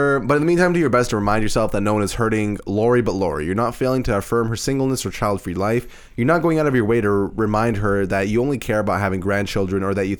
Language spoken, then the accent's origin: English; Canada; we're Canadian.